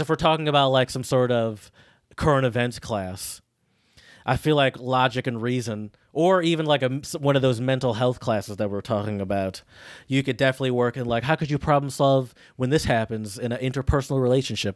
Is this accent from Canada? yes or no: no; United States